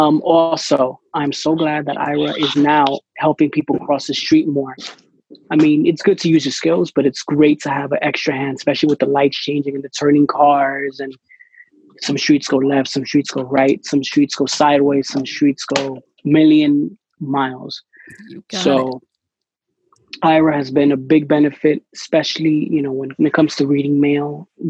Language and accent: English; New York, United States; I'm from New York